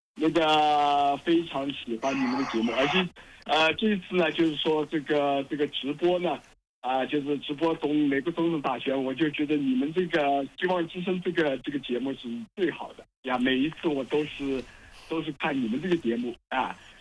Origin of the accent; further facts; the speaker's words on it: China; moved away as an adult; 我是出生在大陆，然后呢，呃，也经历过文革，呃，然后呢，也参加过七七年的高考，然后，呃，总算是，也上山下乡过，哎呀，但总算运气好，啊，考上了七七级，那么后来呢又出国